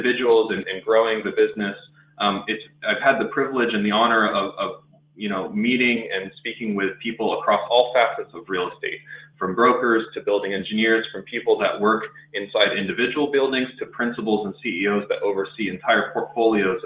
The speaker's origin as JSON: {"language": "English", "area": "next to the Space Coast", "region": "Florida", "country": "United States", "tie": "born or raised there", "said": "born and raised in Florida next to the Space Coast"}